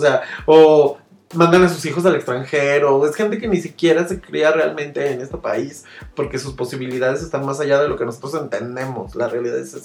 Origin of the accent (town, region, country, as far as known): Mexico